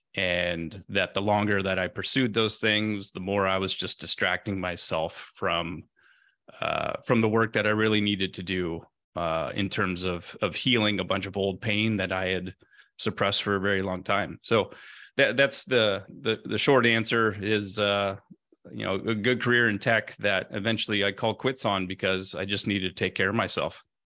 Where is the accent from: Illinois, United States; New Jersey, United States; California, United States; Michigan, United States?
California, United States; Central; moved away as an adult; I grew up in Central California on a small family farm in a blue-collar community